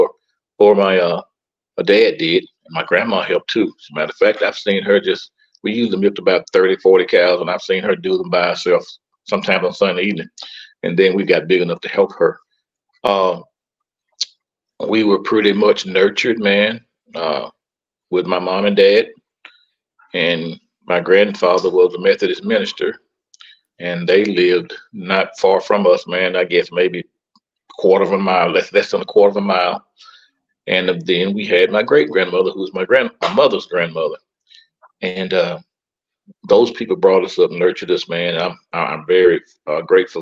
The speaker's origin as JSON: {"language": "English", "town": "Starkville", "region": "Mississippi", "country": "United States", "tie": "born or raised there", "also_born_or_lived": "Oktibbeha County, Mississippi", "moved": "yes", "lives_now": "Coldwater, United States", "said": "Well, I was born and reared in Starkville, Mississippi."}